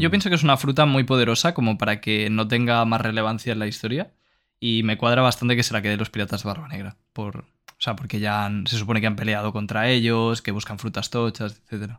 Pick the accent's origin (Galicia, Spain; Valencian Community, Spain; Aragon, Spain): Valencian Community, Spain; yo soy de Valencia y el valenciano es un dialecto del catalán